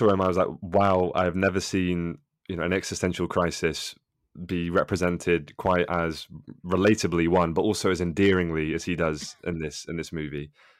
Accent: United Kingdom; As a Brit, as you guys might say, I always relate more to the East Coast American sensibility.

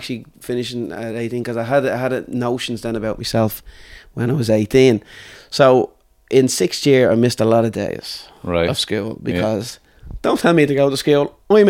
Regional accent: Dublin, Leinster, Ireland; So lived in Artane I grew up in Artane basically.

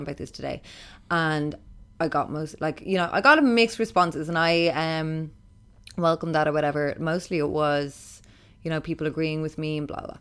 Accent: Ireland; growing up in Ireland

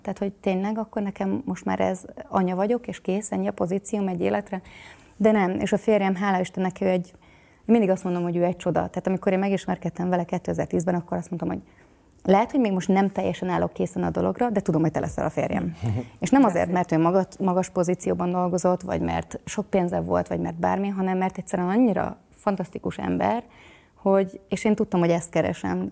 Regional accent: Hungary; moved away as an adult; also born or lived in Houston area, Texas, United States; now in Houston, United States; a férjem is és én is Magyarországon nőttünk fel

